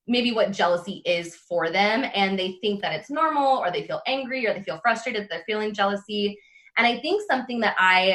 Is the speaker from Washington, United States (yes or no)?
yes; Renton, Washington, United States; also born or lived in Bellingham, Washington; I grew up outside of Seattle in a little city called Renton